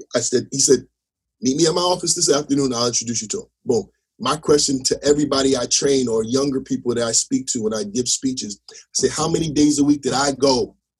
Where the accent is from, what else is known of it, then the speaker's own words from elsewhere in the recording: Teaneck, New Jersey, United States; I was from Jersey